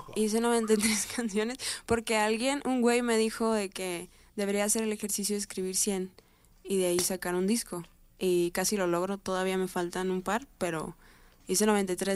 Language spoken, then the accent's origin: Spanish; Mexico; soy mexicana